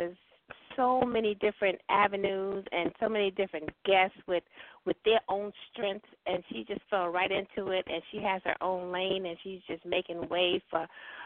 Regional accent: New York, United States; I'm from New York

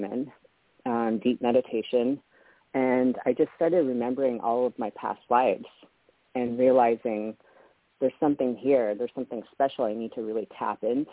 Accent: Canada; also born or lived in Las Vegas; now in Hawaii, United States; I was born in Canada

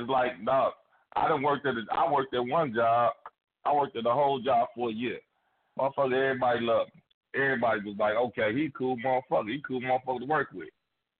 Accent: Gary, Indiana, United States; now in Indianapolis, United States; I did move here. I moved here. But I'm not finna sit here and be like, I'm from Gary, motherfucker. And if you don't like me because I'm from Gary, fuck you.

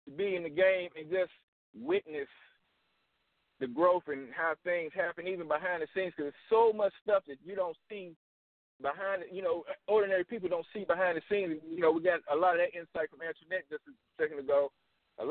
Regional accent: the South, United States; also born or lived in Nashville, Tennessee / Atlanta, Georgia; now in Chattanooga, United States; I'm from the South

